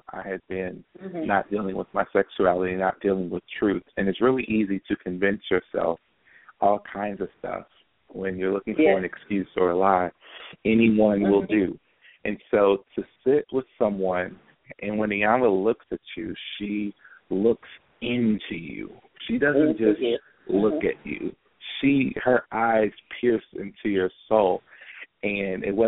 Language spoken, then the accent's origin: English; Louisville, Kentucky, United States; moved away as an adult; now in Cincinnati, United States; I'm born and raised in Louisville, Kentucky